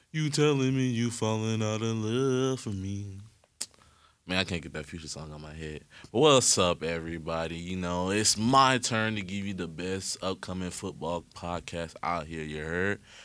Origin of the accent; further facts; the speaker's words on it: Atlanta, Georgia, United States; I'm from Atlanta, from Georgia